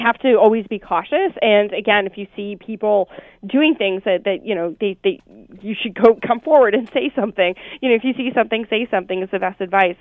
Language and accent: English; Oshawa, Ontario, Canada; moved away; I'm originally from Oshawa